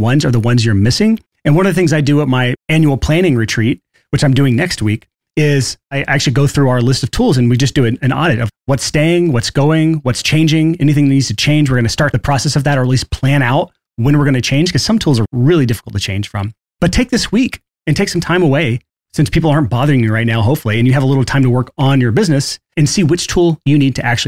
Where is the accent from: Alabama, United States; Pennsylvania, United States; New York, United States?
Alabama, United States; I'm from Alabama, so this is kind of the same mindset I grew up